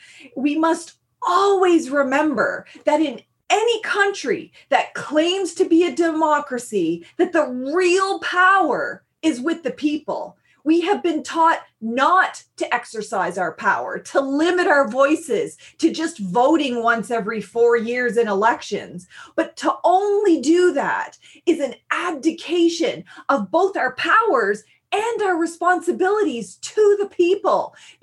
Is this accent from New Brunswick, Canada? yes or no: yes; Eel River Bar First Nation, New Brunswick, Canada; I'm from the Sovereign Mi'kmaq Nation on unceded Mi'kma'ki territory at Eel River Bar First Nation.